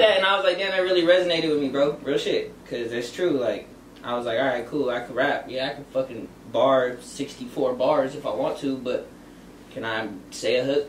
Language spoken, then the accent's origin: English; Orange County, California, United States; also born or lived in Bellflower, California; it was like mainly mainly Orange County